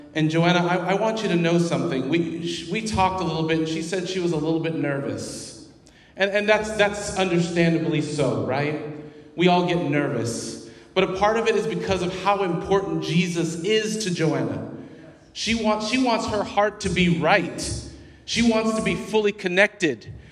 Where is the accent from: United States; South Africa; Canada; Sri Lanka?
United States; Wichita, Kansas; I hail from Wichita, Kansas.